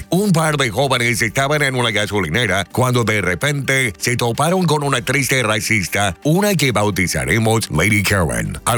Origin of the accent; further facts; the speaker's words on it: Boise, Idaho, United States; Soy güero, nacido en Boise Idaho, pero a su vez soy mexicano naturalizado.